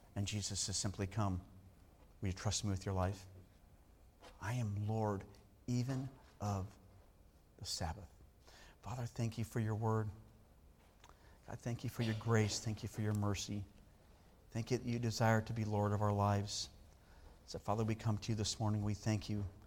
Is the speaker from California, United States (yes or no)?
yes; Southern California, United States; I grew up in Southern California